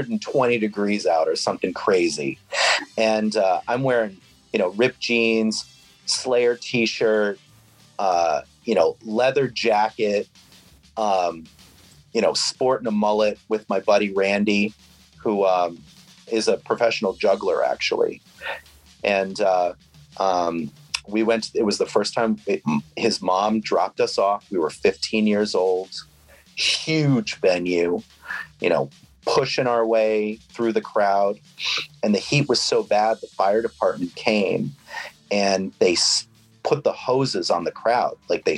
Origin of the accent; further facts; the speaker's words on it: New England, United States; forever, because, you know, I grew up in New England.